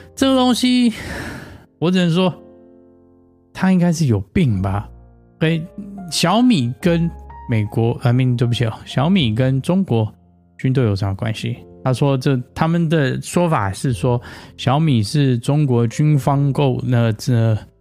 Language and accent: Chinese; Taiwan; now in United States; 我小时候在台湾的时候